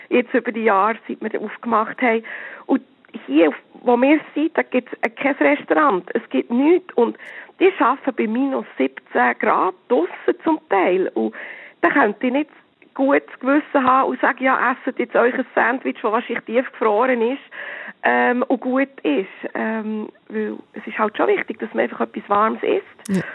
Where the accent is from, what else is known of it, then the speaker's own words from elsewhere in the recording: Switzerland; Und gerade als Schweizer muss man da manchmal wirklich ein Lehrgeld zahlen.